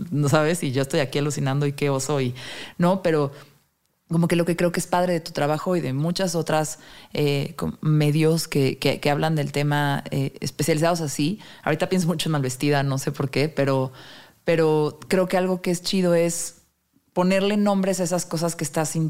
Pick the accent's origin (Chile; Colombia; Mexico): Mexico; Mexico City; Bueno, yo siendo chilanga.